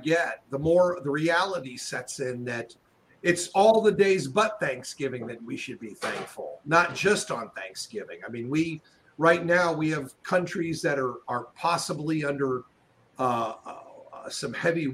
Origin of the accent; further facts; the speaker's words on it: Los Angeles, California, United States; also born or lived in Chicago; now in Tennessee, United States; I was originally from Los Angeles